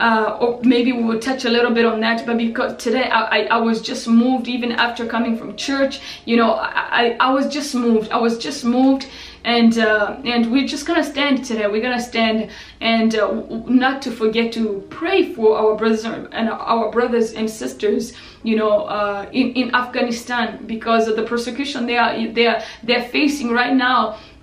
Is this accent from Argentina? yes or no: no; DR Congo; because I experienced stuff like this when I was still young, because I grew up in Congo.